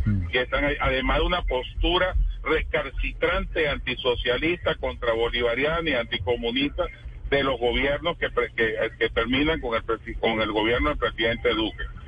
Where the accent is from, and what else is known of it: Venezuela